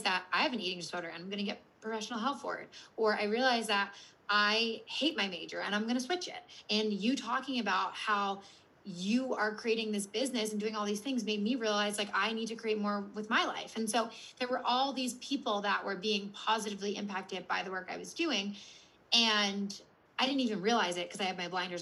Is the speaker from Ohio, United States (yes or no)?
no; Philadelphia, Pennsylvania, United States; also born or lived in Washington, D.C.; I'm from Philadelphia and I went to school mm-hmm. in DC